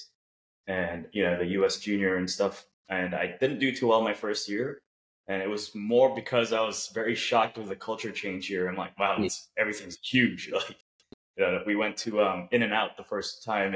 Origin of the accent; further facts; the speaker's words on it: Cebu, Central Visayas, Philippines; also born or lived in Virginia, United States; now in Jacksonville, United States; I was born in the Philippines in this island called Cebu, which is an hour and a half plane ride down south of Manila